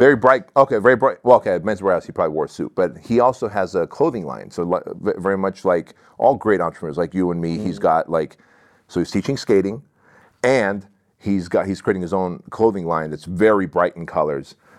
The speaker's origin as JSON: {"language": "English", "town": "Santa Ana", "region": "California", "country": "United States", "tie": "born or raised there", "second_language": "English", "said": "in Santa Ana, where we lived I was six years old. Uh, I didn't speak English."}